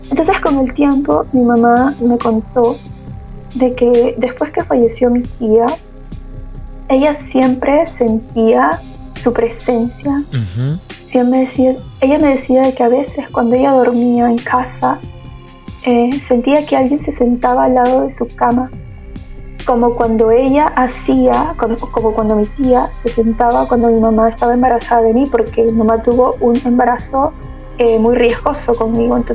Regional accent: Peru; moved away as an adult; now in Germany; Sí. vine por estudios y me quedé.

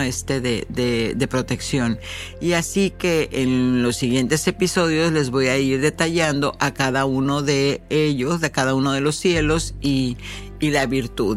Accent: Mexico; moved away; yo soy mexicana y la vida me dio la oportunidad de brincar el charco

